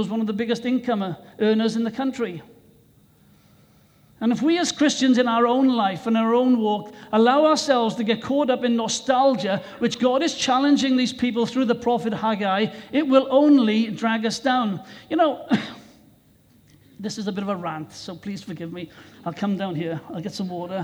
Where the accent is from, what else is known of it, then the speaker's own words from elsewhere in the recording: Wales, United Kingdom; my own country of Wales